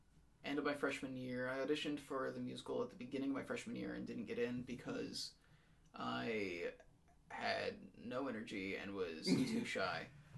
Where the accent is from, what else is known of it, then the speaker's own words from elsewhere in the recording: United States; also born or lived in Oregon / Utah / Washington; I was born in Oregon. Okay. Then I kind of grew up in Utah and then Washington.